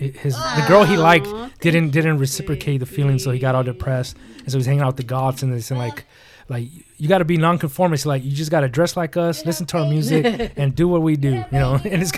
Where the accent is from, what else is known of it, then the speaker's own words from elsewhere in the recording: California, United States; I'm from California, and you can barely get to the valley in 20 minutes.